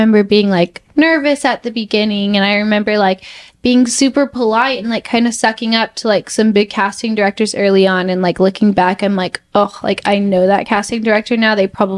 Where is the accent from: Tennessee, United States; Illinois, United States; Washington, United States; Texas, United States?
Texas, United States; I was like, sorry, I'm just from Texas.